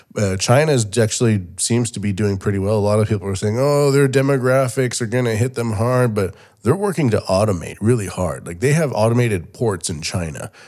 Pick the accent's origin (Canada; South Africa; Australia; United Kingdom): Canada; moved away as an adult; now in Japan; Canada where I'm from